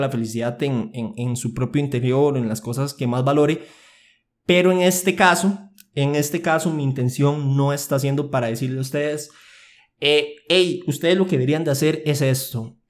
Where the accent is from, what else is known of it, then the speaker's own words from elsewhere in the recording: Aserrí, San José, Costa Rica; Yo nací en Costa Rica, específicamente en Acerrí. Llevo mis 19 años viviendo en el mismo lugar.